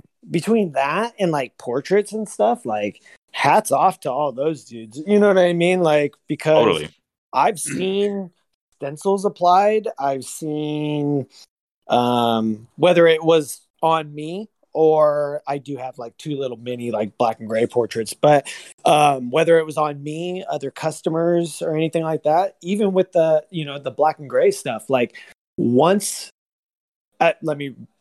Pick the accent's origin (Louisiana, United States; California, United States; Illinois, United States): California, United States; Antioch; also born or lived in Pittsburg, California / Chico, California; I'm from Antioch. I was born in Antioch. I was pretty much raised with my grandmother.